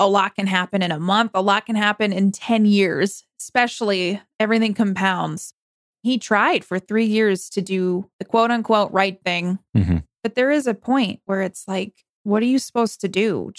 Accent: New York, United States; I'm from New York

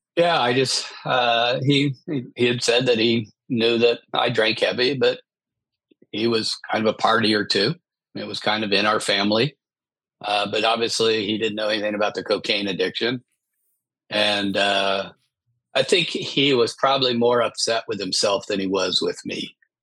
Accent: Midwest, United States; I grew up in the Midwest

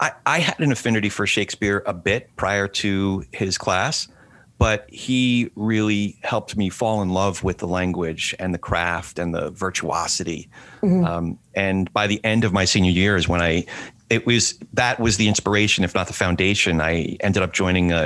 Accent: New Jersey, United States; my hometown in New Jersey

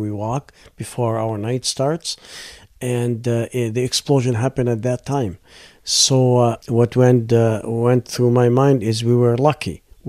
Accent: Bekaa Valley, Beqaa, Lebanon; English is a second language; moved away as an adult; also born or lived in Beirut; now in Canada; I grew up in Bekaa Valley in Lebanon, a small town called Bakifa. I went to school there, grew up there, and I went to a school in Beirut for a year.

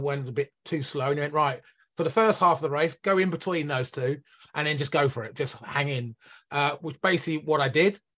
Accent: near Northampton, East Midlands, United Kingdom; guy from the United Kingdom, based in the Midlands. I now live in uh, Northampton, which is about an hour north of London. Um, and I was born about 15 minutes away from, uh, from from where I'm living now.

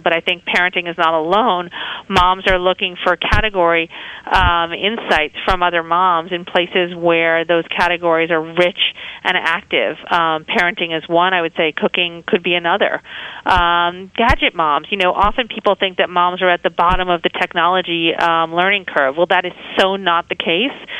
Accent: New York, United States; moved away as an adult; now in San Francisco, United States; I was born and raised in New York

